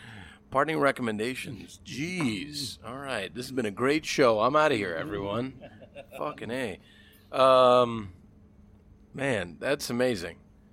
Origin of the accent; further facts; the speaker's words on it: Miami, Florida, United States; No, I'm from Miami.